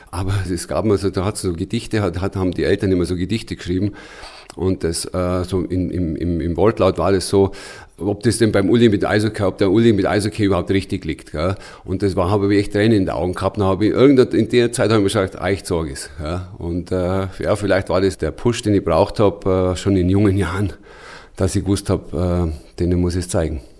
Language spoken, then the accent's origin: German; Füssen, Bavaria, Germany; born there; Ich bin in Füssen West geboren